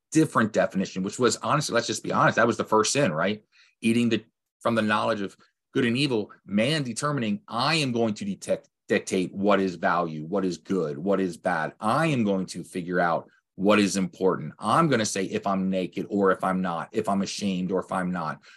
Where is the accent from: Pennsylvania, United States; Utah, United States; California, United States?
Pennsylvania, United States; Lancaster; I grew up in Lancaster, P A, with Amish